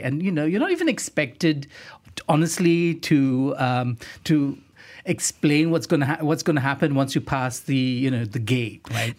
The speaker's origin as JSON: {"language": "English", "country": "Singapore", "tie": "born or raised there", "moved": "as an adult", "lives_now": "Kuala Lumpur, Malaysia", "said": "I grew up in Singapore, at least my teenage years."}